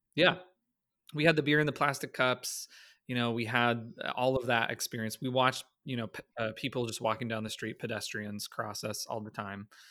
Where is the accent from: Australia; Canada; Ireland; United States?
Canada; As a Canadian